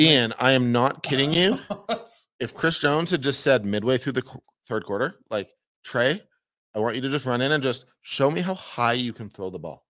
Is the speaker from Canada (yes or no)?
yes; Toronto, Ontario, Canada; moved away; I grew up in Toronto, went to a lot of Jays games as a kid.